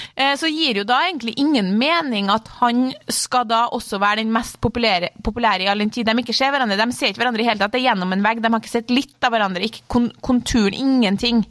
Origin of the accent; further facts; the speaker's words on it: Klæbu, Trøndelag, Norway; fra eh, Klæbu, eller sånn Trondheim